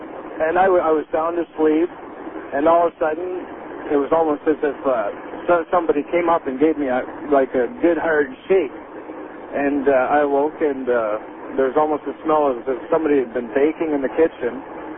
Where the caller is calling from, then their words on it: Kingston, Ontario, Canada; I'm calling you from Kingston, Ontario, Canada.